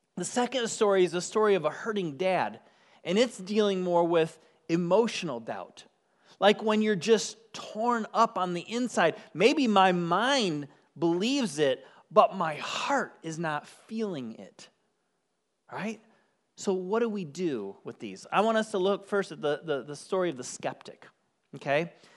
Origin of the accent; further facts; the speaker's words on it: Michigan, United States; moved away; I grew up on the shores of Lake Michigan. Yes, I'm from Michigan